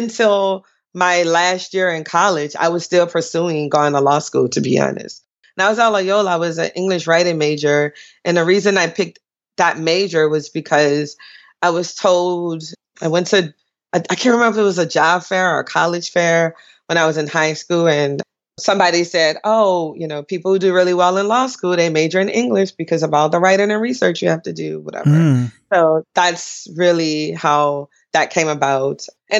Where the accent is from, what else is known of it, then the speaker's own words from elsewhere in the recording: New Orleans, Louisiana, United States; I grew up in New Orleans. We sort of identify with the wards, which are actually voting wards. So I grew up in the 7th ward, New Orleans, which the time now I grew up was predominantly black or all black, maybe.